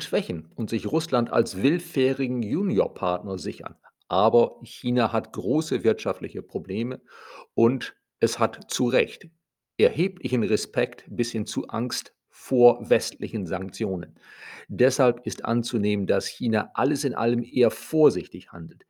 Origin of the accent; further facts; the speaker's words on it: Germany